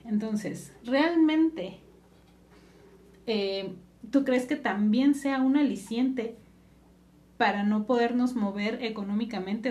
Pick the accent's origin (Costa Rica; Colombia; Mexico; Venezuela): Mexico; los mexicanos